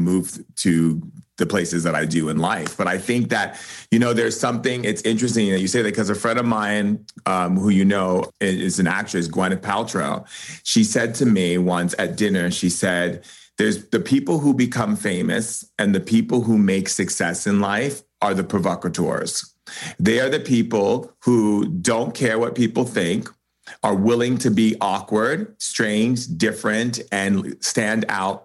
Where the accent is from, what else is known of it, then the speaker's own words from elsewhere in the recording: United States; I'm an American writer